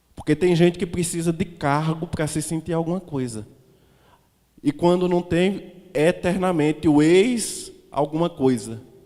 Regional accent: Caruaru, Pernambuco, Brazil; eu sou caro aruense, eu sou pernambucano

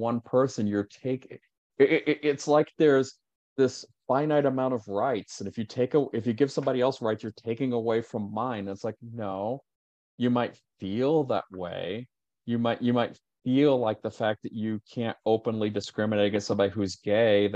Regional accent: Richmond, Indiana, United States; moved away as an adult; now in Chicago, United States; my hometown's Richmond, Indiana

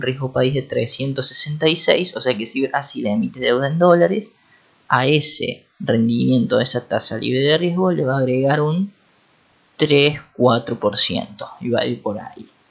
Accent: Argentina; los mismos argentinos

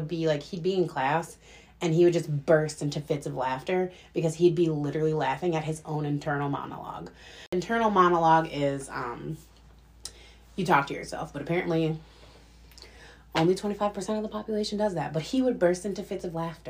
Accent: Wisconsin, United States; we're from Wisconsin. We live in little old Green Bay

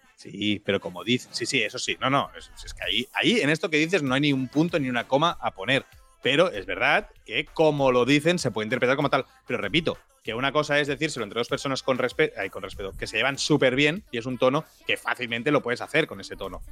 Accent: Tiana, Catalonia, Spain; mi pueblo, Tiana

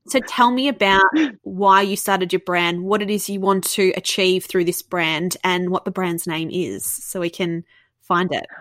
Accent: Melbourne, Victoria, Australia; Yes, and I love being from Melbourne. I really love being from Melbourne

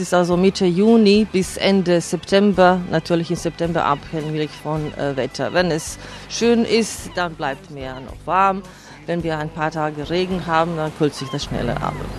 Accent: Poreč, Istria County, Croatia; ich bin in Porridge geboren, abgewachsen und ich lebe und arbeite

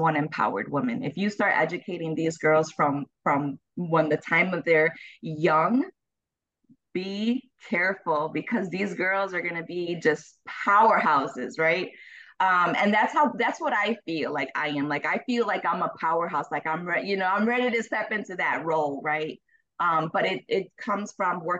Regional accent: Chicago, Illinois, United States; I'm from Chicago. I was raised in Chicago

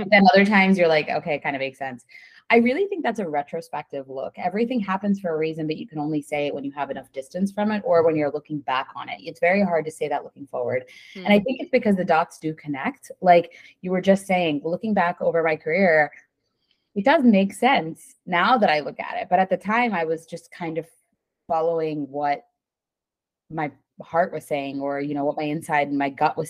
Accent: State College, Pennsylvania, United States; I grew up in State College and went to Penn State

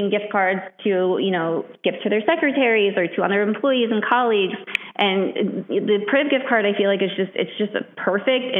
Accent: Midwest, United States; moved away as an adult; now in New York, United States; I'm from the Midwest

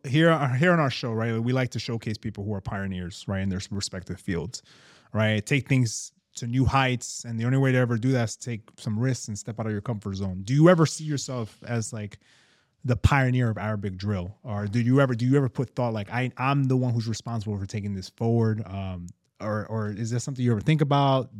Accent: New York, United States; we're from New York

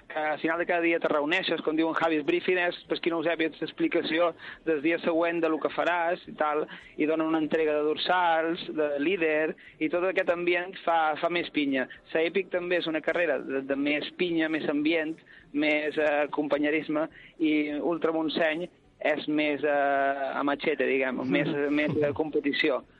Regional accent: Balearic Islands, Spain; Soc un menorquí que mai està a Menorca. Soc, eh, soc de Menorca, estudia a Salamanca

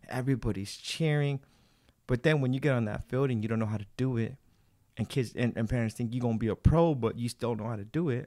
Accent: Baldwin Park, California, United States; I grew up in Ballin Park

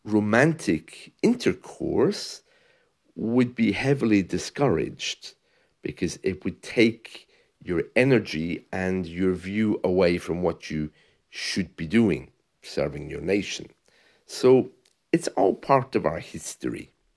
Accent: United Kingdom; moved away as an adult; also born or lived in Spain; I'm British

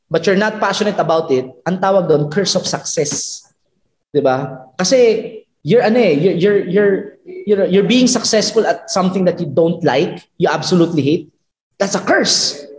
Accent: Bicol Region, Philippines; I, I'm from from Bicol

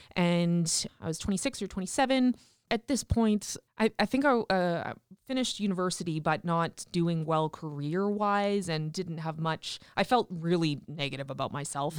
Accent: Regina, Saskatchewan, Canada; also born or lived in Tisdale, Saskatchewan; I was born in Tisdale, Saskatchewan, but quickly moved to Regina when I was, like, one years old and grew up on a farm actually just south of the city

